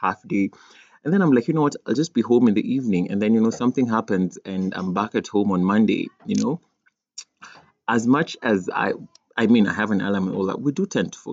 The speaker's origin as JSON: {"language": "English", "country": "Kenya", "said": "in my country, Kenya, we just have a problem with like R and L. We end up saying L in place of R and R in place of L."}